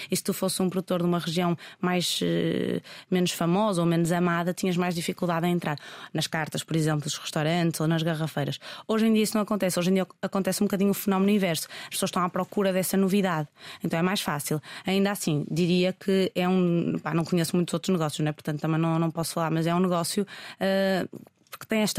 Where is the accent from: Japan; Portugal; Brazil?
Portugal; dizer só bebo vinho português porque sou português também